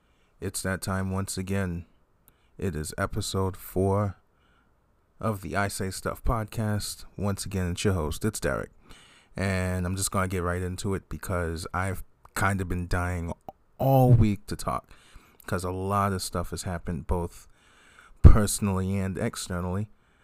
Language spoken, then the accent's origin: English; Boston, Massachusetts, United States; as I'm from Boston and New England and this area and generally don't like Lakers